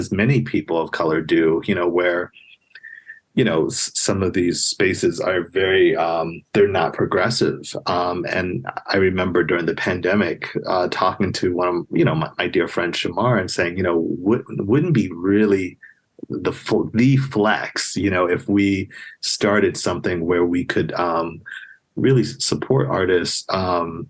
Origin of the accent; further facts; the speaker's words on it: New York City, New York, United States; moved away; I grew up in a place called Queens, New York